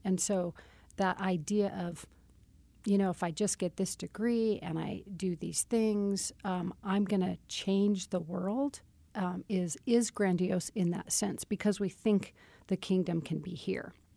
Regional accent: Casper, Wyoming, United States; I was born in Casper

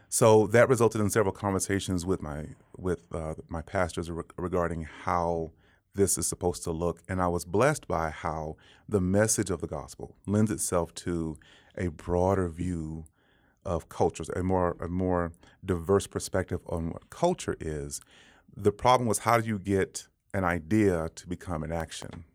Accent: Dallas, Texas, United States; moved away as an adult; now in Denver, United States; growing up in Dallas

